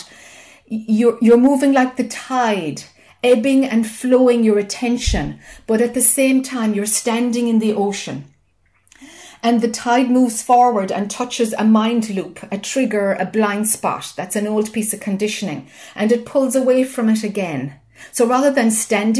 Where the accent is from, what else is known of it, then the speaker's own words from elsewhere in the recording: Ireland; I'm Irish, you know, and we talk a lot.